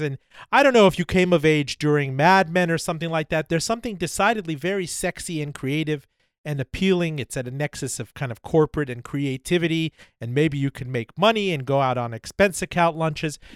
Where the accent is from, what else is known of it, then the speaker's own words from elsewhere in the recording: Miami, Florida, United States; Miami, my hometown